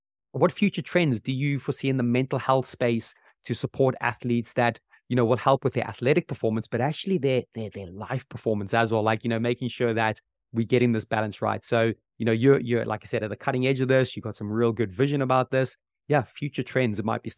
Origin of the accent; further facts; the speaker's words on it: Zimbabwe; Simba Mwati, I grew up with him in Zimbabwe.